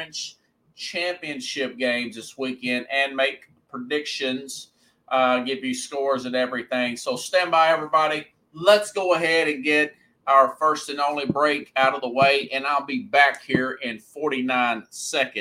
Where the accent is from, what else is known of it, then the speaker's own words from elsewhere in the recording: Nashville, Tennessee, United States; I grew up here in Nashville area and Nashville, Tennessee. I've lived in other areas, but primarily I've lived here in Nashville